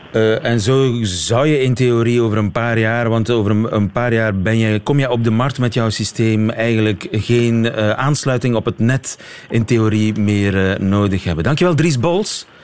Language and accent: Dutch; Flemish Ardennes, Flanders, Belgium; ik ben een kind van de Vlaamse Ardennen